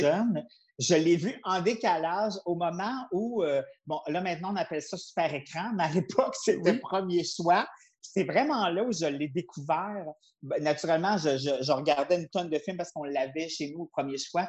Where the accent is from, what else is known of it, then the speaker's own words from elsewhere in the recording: Quebec City, Quebec, Canada; je viens de Québec, j'habitais Beauport, puis il y avait un cinéma à tous les dimanches à la salle paroissiale